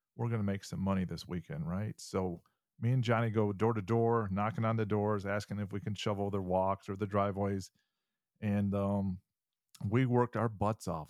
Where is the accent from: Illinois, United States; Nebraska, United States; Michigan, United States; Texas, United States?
Michigan, United States; moved away; When I was, um, ten years old, uh, living in Michigan, I'm originally from Michigan